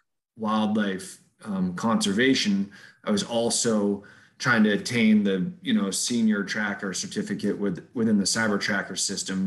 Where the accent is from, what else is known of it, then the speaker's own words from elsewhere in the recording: Boston, Massachusetts, United States; moved away; I grew up in Boston, Massachusetts, right in the middle of the city